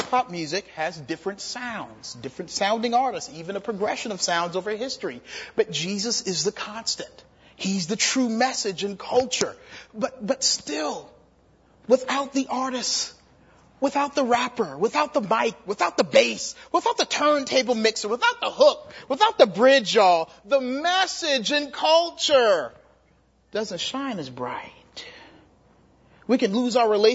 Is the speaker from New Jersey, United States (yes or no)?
no; Charleston, South Carolina, United States; I'm from Charleston, South Carolina